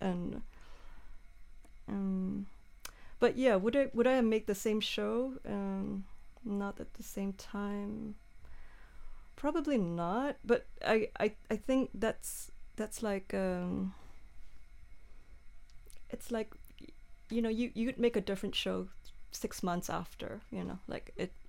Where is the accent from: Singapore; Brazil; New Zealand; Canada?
New Zealand; now in Malmö, Sweden; I mean, I came to Malmö from New Zealand.